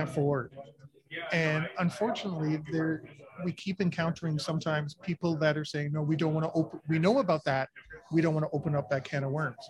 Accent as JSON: {"language": "English", "country": "Canada", "said": "I'm Canadian"}